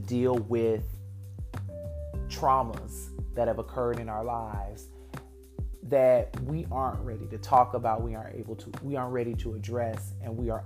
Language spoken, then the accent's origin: English; Detroit, Michigan, United States; as a little Black boy growing up in metropolitan Detroit